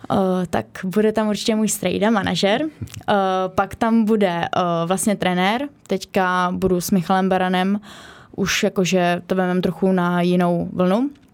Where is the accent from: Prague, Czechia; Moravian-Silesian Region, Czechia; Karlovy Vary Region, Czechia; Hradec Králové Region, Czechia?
Hradec Králové Region, Czechia; Kostelec nad Orlicí; A trénu u nás v Kostelci na Torlicí